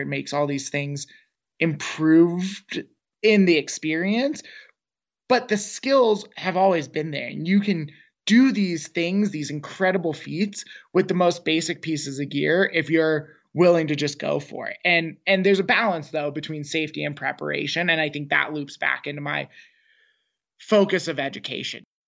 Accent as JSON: {"language": "English", "town": "Seattle", "region": "Washington", "country": "United States", "tie": "born or raised there", "moved": "as an adult", "lives_now": "New Mexico, United States", "said": "growing up in Seattle, we were in the suburbs of Microsoft and Boeing"}